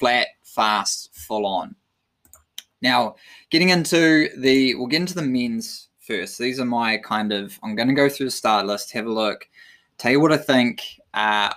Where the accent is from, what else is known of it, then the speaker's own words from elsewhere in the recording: New Zealand; as a Kiwi